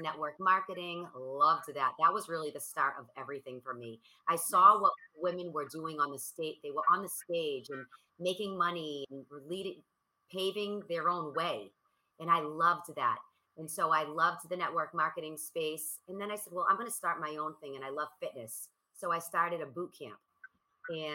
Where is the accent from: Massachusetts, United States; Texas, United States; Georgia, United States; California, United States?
Massachusetts, United States; Boston; I am from Boston, so it's cold and it's freezing